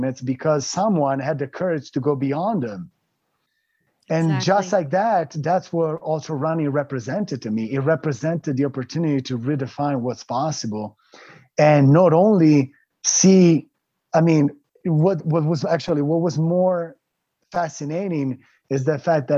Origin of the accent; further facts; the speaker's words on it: Italy; I grew up in Italy